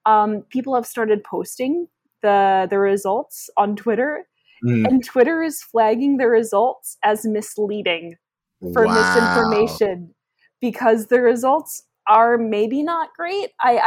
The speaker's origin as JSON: {"language": "English", "region": "Midwest", "country": "United States", "accent": "Midwestern", "said": "I should have done my tweets in my residual Midwestern accent."}